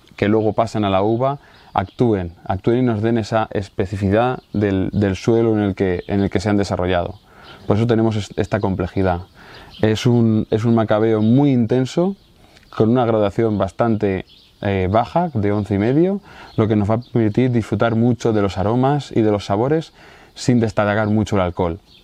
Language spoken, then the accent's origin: Spanish; Casas de Ibáñez, Castilla-La Mancha, Spain; nosotros somos una familia de Casas de Ibáñez, un pueblo de la provincia de Albacete